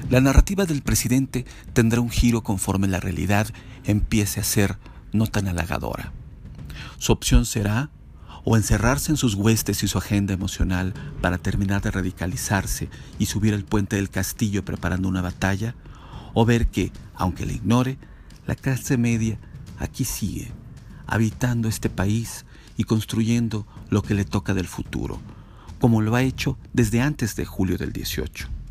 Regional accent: Mexico

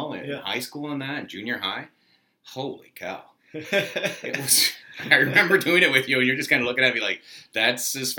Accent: Saint John, New Brunswick, Canada; born and raised in St. John, New Brunswick. Okay. From a little town called Gondola Point

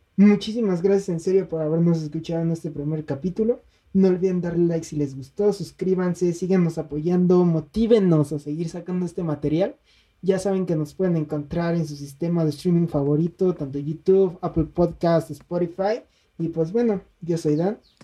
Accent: State of Mexico, Mexico; los dos somos mexiquenses

